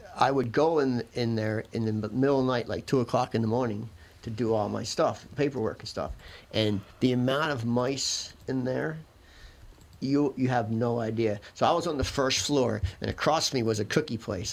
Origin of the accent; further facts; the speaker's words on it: Philadelphia, Pennsylvania, United States; we grew up in Philadelphia and people actually still have coal furnaces